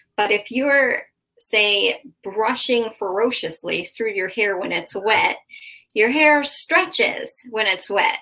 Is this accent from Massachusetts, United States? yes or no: yes; Massachusetts, United States; moved away as an adult; now in Southwest Florida, United States; I'm from Massachusetts